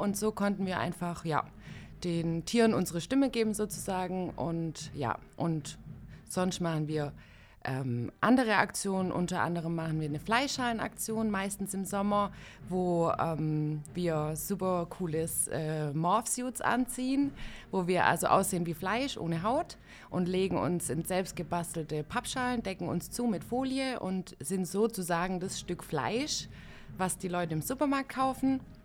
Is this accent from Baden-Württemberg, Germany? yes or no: yes; Ulm, Baden-Württemberg, Germany; komme aus Ulm